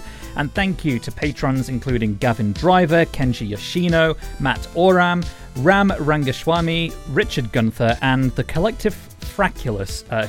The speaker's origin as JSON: {"language": "English", "town": "Wickersley", "region": "Yorkshire and the Humber", "country": "United Kingdom", "said": "including Yorkshire, which is where I am from, although my accent doesn't sound it anymore."}